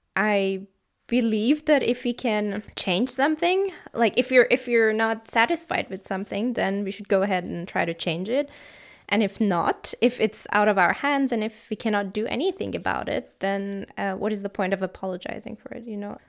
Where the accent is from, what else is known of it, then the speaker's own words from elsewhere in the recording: Tehran, Tehran Province, Iran; moved away as an adult; now in Freiburg, Germany; I come from Iran. I'm from the city Tehran